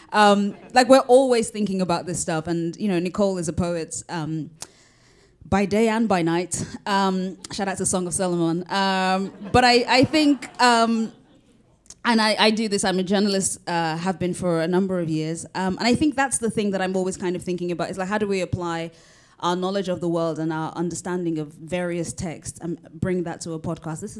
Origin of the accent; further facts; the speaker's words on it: United Kingdom; I am both Nigerian and British